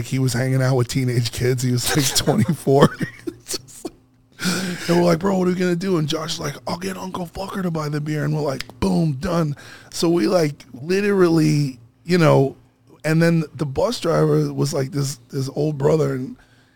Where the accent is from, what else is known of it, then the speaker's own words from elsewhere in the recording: New York City, New York, United States; moved away; also born or lived in Los Angeles; I'm from Brooklyn